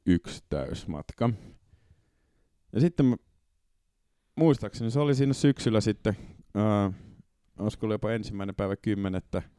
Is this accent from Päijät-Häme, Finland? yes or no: no; Porvoo, Uusimaa, Finland; Porvoosta, kun mä kotoisin